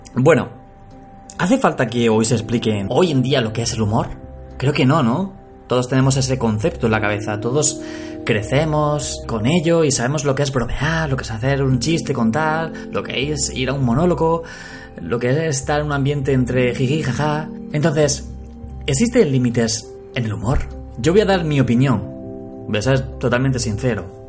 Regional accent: Andalusia, Spain; yo soy andaluz, ¿vale? Soy andaluz.

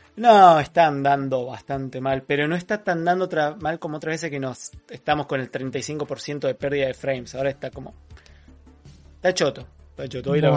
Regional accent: Buenos Aires, Argentina; accent: porteño; somos más porteños que provincianos

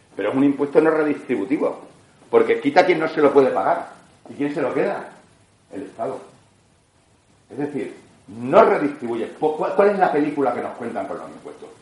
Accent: Extremadura, Spain; los extremeños somos los em, españoles con la mayor presión fiscal que hay en España

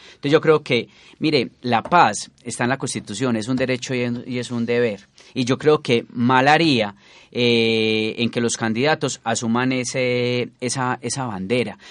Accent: Colombia; como colombiano y como ciudadano

